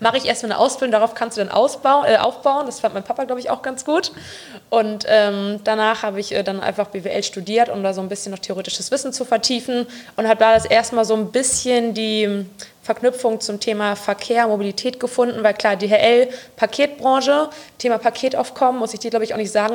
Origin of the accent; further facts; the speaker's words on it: Bonn, North Rhine-Westphalia, Germany; ich bin gebürtige Bonnerin, bin 26 Jahre